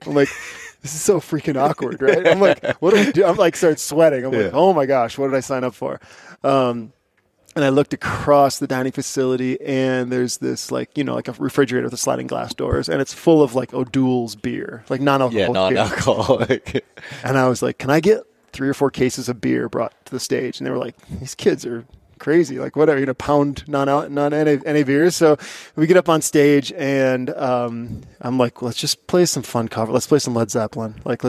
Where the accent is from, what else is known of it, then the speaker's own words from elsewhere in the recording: Barron, Wisconsin, United States; But my story, I grew up in Northwest Wisconsin in a town called Barron